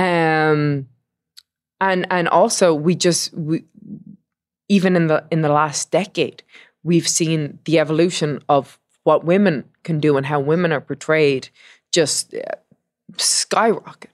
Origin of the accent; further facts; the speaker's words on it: Dublin, Leinster, Ireland; I am from Dublin, Ireland